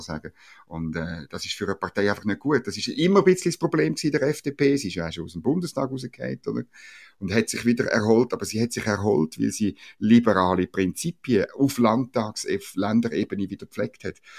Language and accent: German; Switzerland; als Schweizer